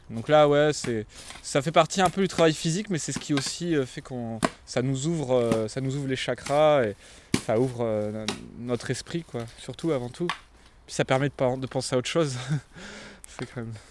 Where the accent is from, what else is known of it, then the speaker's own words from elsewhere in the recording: south of France, France; euh, je viens du, sud, de la France.